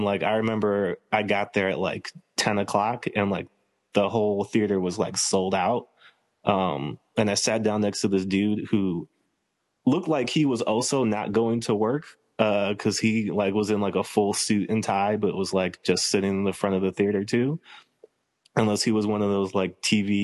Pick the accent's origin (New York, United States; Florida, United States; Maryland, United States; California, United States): Maryland, United States; Silver Spring; I grew up in Maryland. So I grew up in Silver Spring, which is kind of just outside of DC